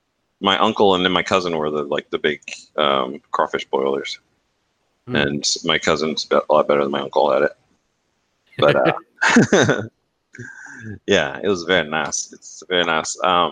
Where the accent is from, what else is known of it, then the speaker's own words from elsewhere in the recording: Germany; What? We're from Germany. I don't know how many gallons that is.